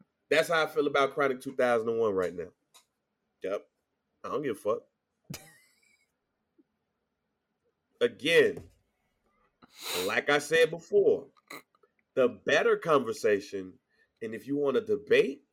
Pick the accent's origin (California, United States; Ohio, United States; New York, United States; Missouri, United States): Missouri, United States; St. Louis; I'm from St. Louis